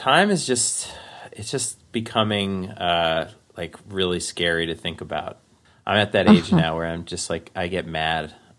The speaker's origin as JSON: {"language": "English", "town": "Forest Hills", "region": "New York", "country": "United States", "tie": "born or raised there", "said": "I grew up in Forest Hills. We moved to Whitestone, which is another part of Queens."}